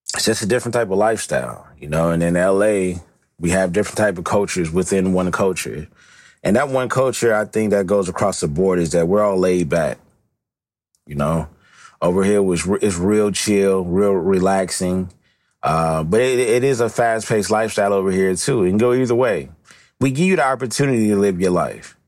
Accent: Los Angeles, California, United States; I've never gotten away from my West Coast up, upbringing, you know? Um, you know, you'll see me online using some of the finest West Coast slang, you know, 'cause this is where I come from

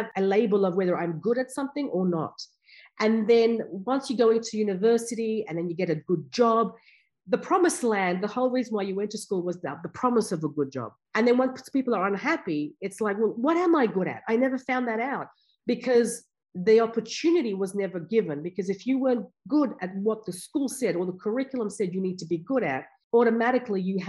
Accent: Afghanistan; also born or lived in India; now in Canberra, Australia; my background, I'm from Afghanistan, and we came out to Australia just when there was a war in Afghanistan

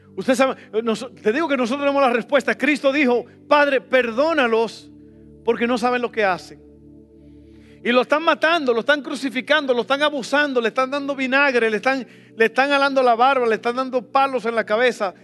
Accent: El Salvador; moved away; Yo soy del Salvador

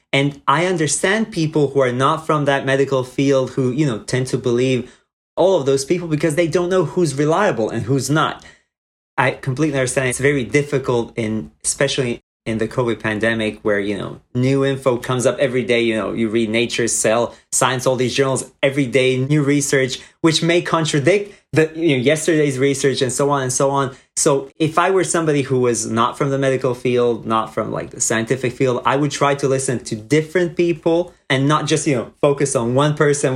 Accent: Croatia; moved away as an adult; now in United States; I'm originally from Croatia, where I was intended to do neurology residency

